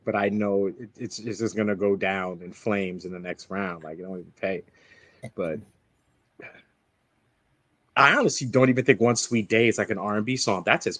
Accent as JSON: {"language": "English", "town": "New York City", "region": "New York", "country": "United States", "said": "I'm a New Yorker from 98.7 Kiss FM."}